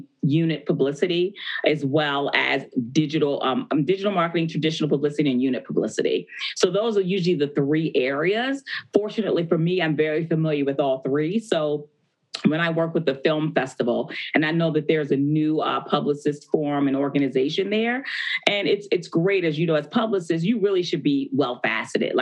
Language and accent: English; Baltimore, Maryland, United States; I'm from Baltimore, Maryland, which The Wire was based.